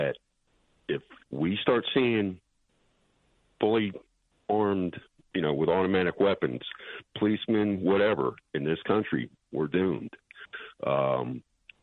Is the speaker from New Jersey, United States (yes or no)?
yes; New Jersey, United States; now in Virginia, United States; I'm originally from New Jersey, and I live in Virginia now